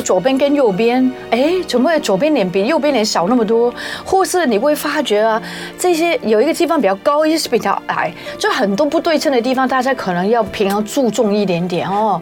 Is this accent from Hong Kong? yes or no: yes; Hong Kong; now in Taiwan; 我们香港人